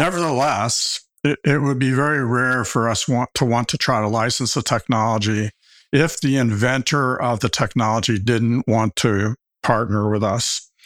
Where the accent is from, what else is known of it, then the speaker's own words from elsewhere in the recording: Arkansas, United States; also born or lived in Stanford, California; I came, came back to my home state of Arkansas where all my family has